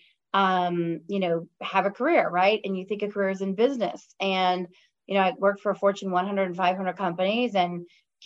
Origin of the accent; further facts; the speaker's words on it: Chicago, Illinois, United States; moved away as an adult; now in California, United States; I grew up in Chicago. So actually in the suburbs of Chicago, and then moved in the city to go to college in Chicago when I was 17. So, born and bred there, moved out to California about 4 years ago.